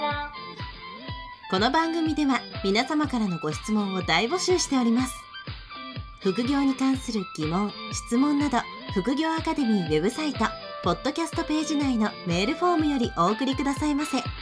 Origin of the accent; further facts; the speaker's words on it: western Japan, Japan; now in Tokyo, Japan; 私は、あの、西の方の出身なので